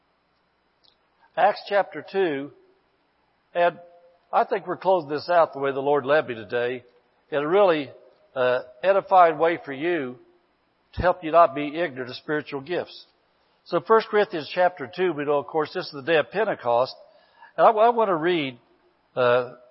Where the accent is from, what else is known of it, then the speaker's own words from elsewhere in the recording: Indiana, United States; moved away; I was from Gringo, Hoosier Land, Indiana. We didn't have anything out there hardly at all except just Gringo hillbillies